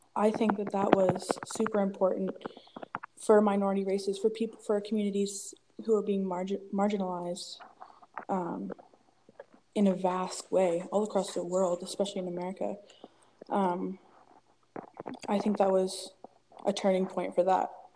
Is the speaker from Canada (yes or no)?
yes; Peterborough, Ontario, Canada; also born or lived in Toronto, Ontario; I'm from Peterborough, Ontario, uh, born in Toronto